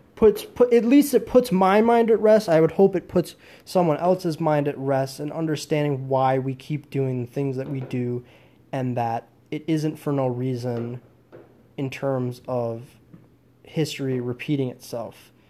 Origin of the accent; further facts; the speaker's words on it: United States; I'm an American